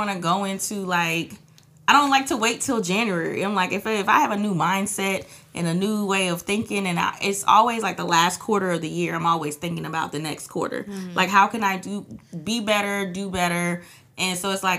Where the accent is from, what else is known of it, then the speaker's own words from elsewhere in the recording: Trinidad & Tobago; I'm from Trinidad